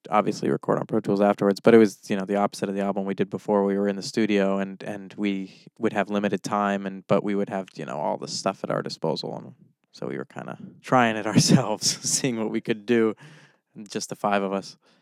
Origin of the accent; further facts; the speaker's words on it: Orange, Massachusetts, United States; my hometown of Orange